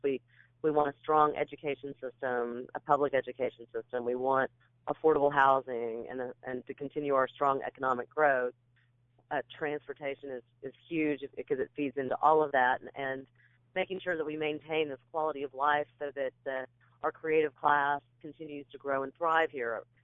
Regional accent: Kansas, United States; moved away as an adult; also born or lived in California; now in Nashville, United States; I was born out in California. My dad was in the Marine Corps, and then we made our way back to Kansas, where my folks were from, and uh, I grew up in in Kansas

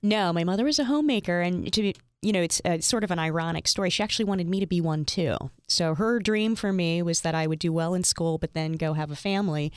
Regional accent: Bethlehem, Pennsylvania, United States; moved away as an adult; also born or lived in Hagerstown, Maryland / Philadelphia, Pennsylvania; Bethlehem was my home until, um, I moved to Philadelphia when I was twenty-two.

